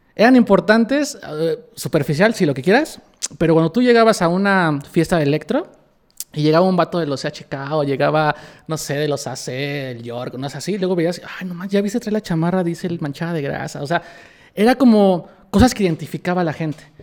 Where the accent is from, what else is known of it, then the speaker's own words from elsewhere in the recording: Mexico; yo soy mexicano